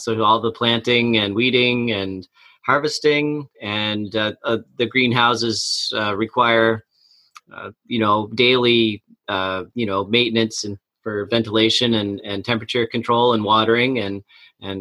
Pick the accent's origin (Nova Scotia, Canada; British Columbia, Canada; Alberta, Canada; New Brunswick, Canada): Nova Scotia, Canada; Amherst; I grew up outside of Amherst in West Amherst, and I went to Amherst High School and Junior High